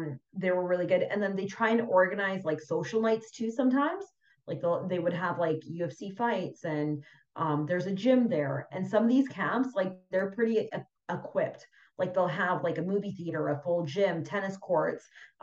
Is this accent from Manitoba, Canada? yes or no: no; Vancouver, British Columbia, Canada; also born or lived in Fort McMurray; I've born and raised in Vancouver all my life, and then I spent some time on the island